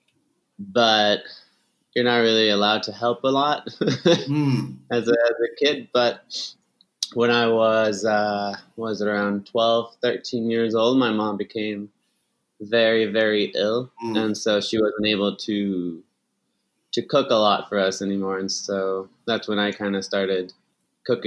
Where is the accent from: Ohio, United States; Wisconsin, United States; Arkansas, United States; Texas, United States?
Texas, United States; El Paso; moved away as an adult; also born or lived in Ciudad Juárez, Mexico / Austin, Texas; now in New York, United States; I was born in El Paso